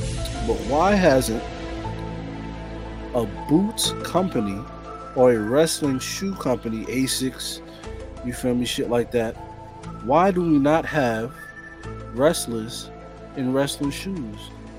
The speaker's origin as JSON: {"language": "English", "region": "New York", "country": "United States", "said": "I'm from New York"}